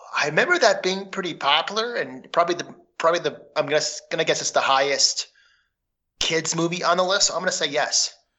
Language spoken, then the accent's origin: English; Minnesota, United States; I'm from Minnesota